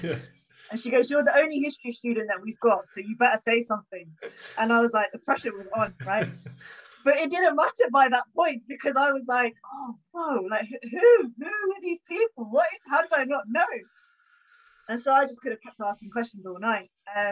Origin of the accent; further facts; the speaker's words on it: High Wycombe, South East England, United Kingdom; also born or lived in Oxford; I grew up in Buckinghamshire, in High Wycombe, in quite a white area. There was only about three Sikh kids in my high school, one of whom was my cousin.